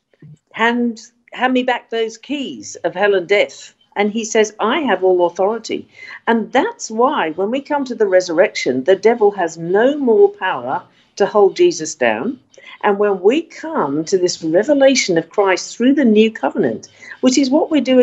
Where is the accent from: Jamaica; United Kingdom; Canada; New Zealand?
United Kingdom; now in Australia; I come from Britain myself